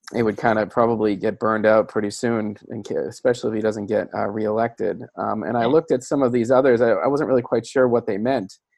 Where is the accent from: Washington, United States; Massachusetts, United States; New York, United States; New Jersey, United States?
Massachusetts, United States; I'm from Massachusetts.